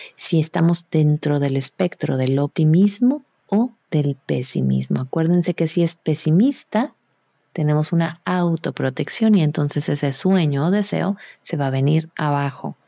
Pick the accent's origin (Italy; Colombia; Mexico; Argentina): Mexico; yo soy mexicana